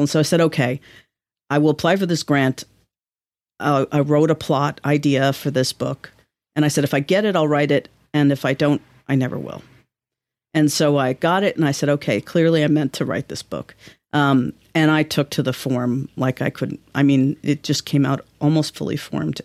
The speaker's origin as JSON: {"language": "English", "town": "New York City", "region": "New York", "country": "United States", "moved": "as an adult", "lives_now": "Vermont, United States", "said": "I'm from Manhattan"}